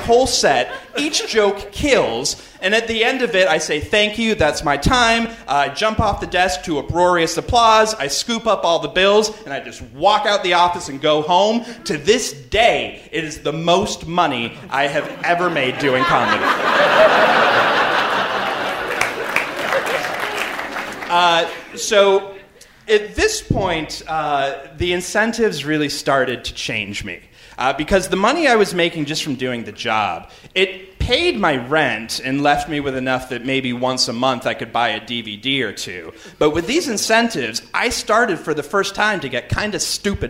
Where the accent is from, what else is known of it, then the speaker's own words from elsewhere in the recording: Canada; I'm from Canada.